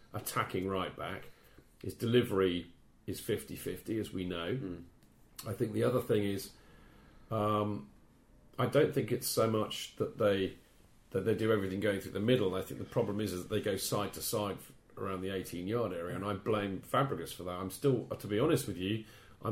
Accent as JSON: {"language": "English", "region": "England", "country": "United Kingdom", "said": "as an Englishman"}